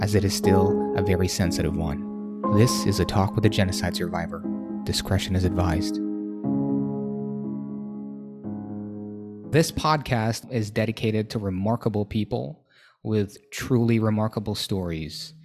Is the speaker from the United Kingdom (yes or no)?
no; Manila, Metro Manila, Philippines; English is a second language; moved away as an adult; now in Thailand; originally, I'm from Manila